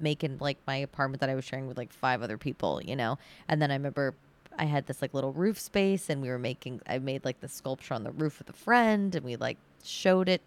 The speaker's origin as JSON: {"language": "English", "town": "Sudbury", "region": "Massachusetts", "country": "United States", "tie": "born or raised there", "also_born_or_lived": "Needham / Brookline", "said": "my parents live in Sudbury right now, and I grew up there"}